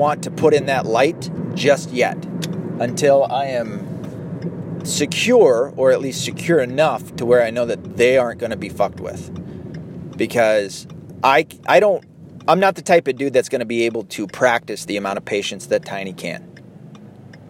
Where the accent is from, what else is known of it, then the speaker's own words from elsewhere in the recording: United States; I was raised in the United States, in the Western world